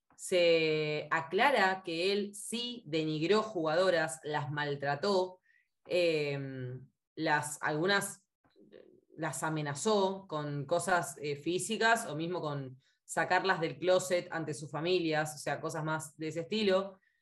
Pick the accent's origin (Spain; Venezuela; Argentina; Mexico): Argentina